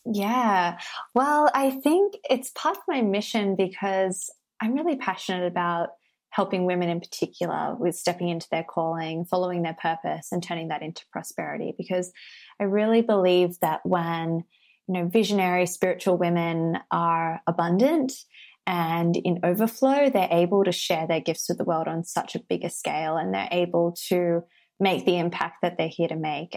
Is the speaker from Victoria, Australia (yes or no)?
no; Sydney, New South Wales, Australia; I live in Australia and I grew up in Sydney